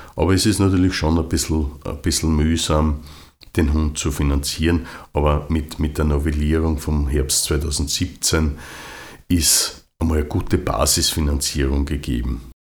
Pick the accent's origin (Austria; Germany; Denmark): Austria; bei uns in Österreich